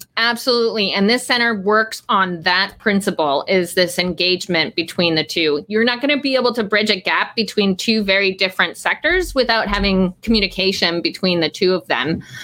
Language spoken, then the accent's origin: English; Eastern Canada, Canada; moved away; I grew up in a small city in eastern Canada